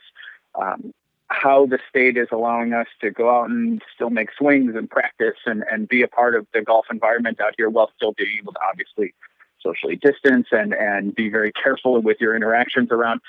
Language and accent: English; Western New York, United States; I'm originally from Western New York myself